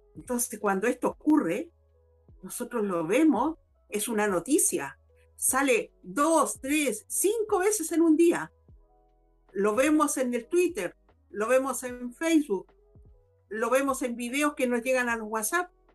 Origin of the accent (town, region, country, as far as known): Chile